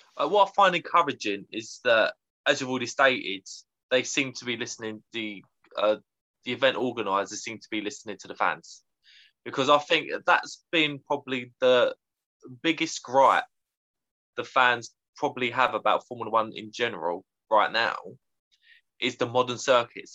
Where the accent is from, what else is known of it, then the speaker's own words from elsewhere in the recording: United Kingdom; as a young Brit at the time